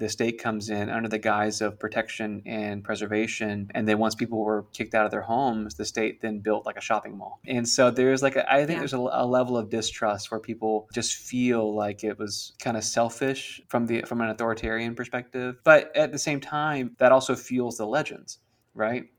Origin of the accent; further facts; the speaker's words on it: Central Florida, United States; we're from Central Florida